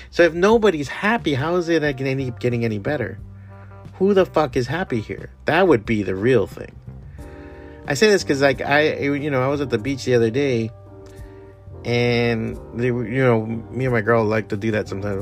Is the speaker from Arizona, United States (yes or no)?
no; Miami, Florida, United States; also born or lived in San Francisco / Chicago / New York; Miami is my hometown. I grew up here. I was raised here.